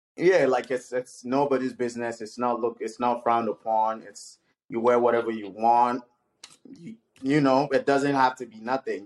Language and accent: English; Ede, Osun, Nigeria; moved away; also born or lived in Ibadan, Oyo State, Nigeria; I grew up in Ede, Nigeria, Osun State